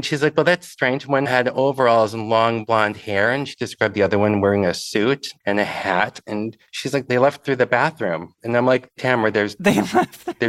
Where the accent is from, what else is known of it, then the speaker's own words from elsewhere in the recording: Stevens Point, Wisconsin, United States; moved away as an adult; now in Milwaukee, United States; I'm originally from Stevens Point, Wisconsin, and I was a townie.